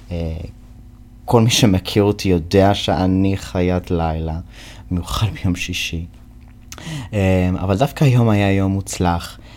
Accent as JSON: {"language": "Hebrew", "country": "United States", "first_language": "English", "second_language": "Hebrew", "lives_now": "Israel", "said": "כי אני אמריקאי וזו שפת האם שלי, בוא נכתוב שיר בעברית. כאילו אני, אני גר בישראל"}